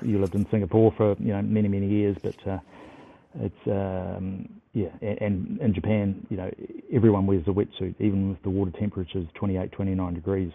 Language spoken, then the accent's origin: English; New Zealand; as a Kiwi